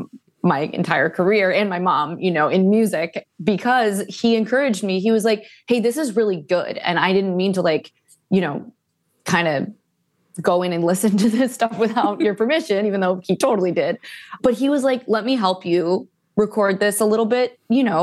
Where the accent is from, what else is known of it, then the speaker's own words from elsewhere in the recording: Cleveland, Ohio, United States; now in Los Angeles, United States; I'm from Cleveland, Ohio